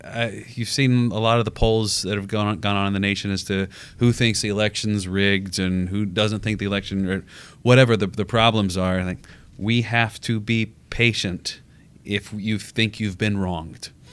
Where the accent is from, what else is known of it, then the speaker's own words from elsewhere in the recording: United States; as an American